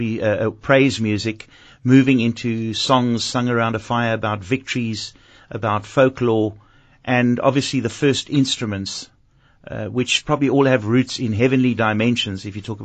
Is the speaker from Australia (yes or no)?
no; Cape Town, Western Cape, South Africa; my matric year, because I was at a high school here in Cape Town